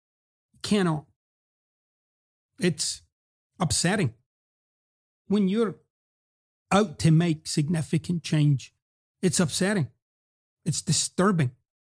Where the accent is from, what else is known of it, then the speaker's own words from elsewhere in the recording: Scotland, United Kingdom; I've explained about my accent before. And I'm actually very relaxed about it. I'm at peace with it. One of the things that I notice, because, you know, I go back to quote-unquote home, Scotland, every few years.